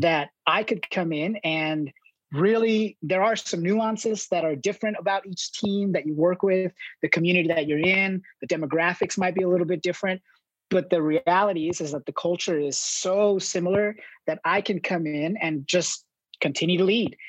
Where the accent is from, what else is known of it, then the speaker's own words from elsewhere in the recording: Los Angeles, California, United States; moved away as an adult; I grew up in Southern California in Los Angeles